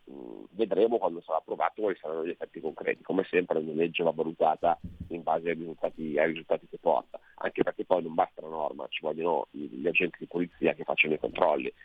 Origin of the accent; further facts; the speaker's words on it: Alessandria, Piedmont, Italy; io abito vicino a Vado, perché io sono di Alessandra